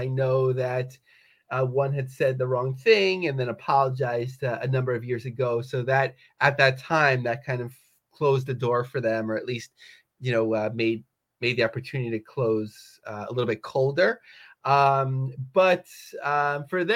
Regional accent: Yonkers, New York, United States; I grew up in Yonkers

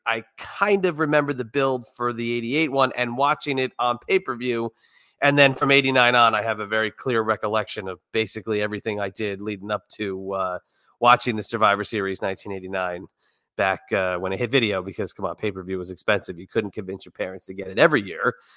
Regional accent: New York City area, United States; growing up in the New York City area

